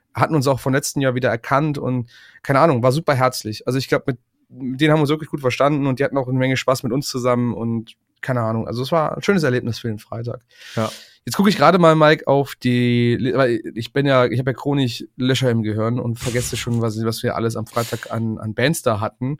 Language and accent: German; Aachen area, North Rhine-Westphalia, Germany; in meinem Heimatdorf